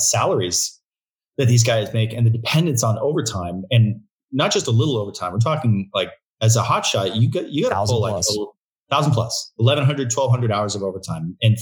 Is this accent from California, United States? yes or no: yes; Agoura Hills, California, United States; also born or lived in Santa Barbara; we grew up in Agoura Hills, right on PCH.